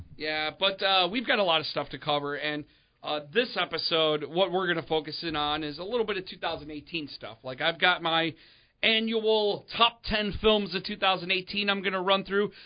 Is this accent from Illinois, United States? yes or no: yes; Chicagoland, Illinois, United States; we're from Chicagoland